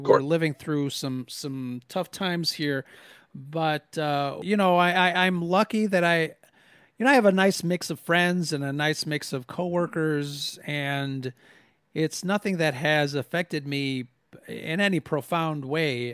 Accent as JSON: {"language": "English", "country": "United States", "tie": "born or raised there", "said": "being Mexican American, it's something that growing up mostly kind of you know not not really super mexican um i was more uh, i i guess the term is i was americanized i mean i was born here"}